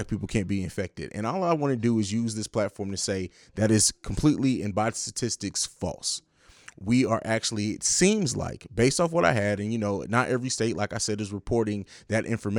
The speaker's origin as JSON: {"language": "English", "country": "Italy", "tie": "born or raised there", "also_born_or_lived": "Germany", "said": "it's not really my hometown because I grew up in Italy and Germany"}